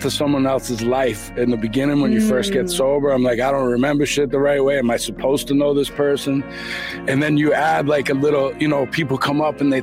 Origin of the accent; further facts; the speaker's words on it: Boston, Massachusetts, United States; I'm from Boston, Dorchester originally. I moved around a lot all over the city as a kid